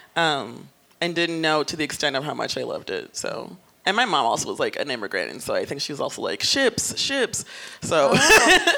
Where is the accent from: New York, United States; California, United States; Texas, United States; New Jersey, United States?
New York, United States; New York City; I'm from the Bronx